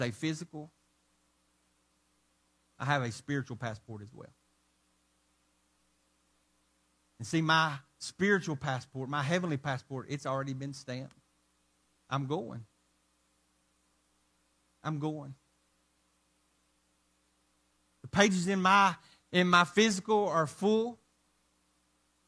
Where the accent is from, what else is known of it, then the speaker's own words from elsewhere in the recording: Arkansas, United States; where I'm from Arkansas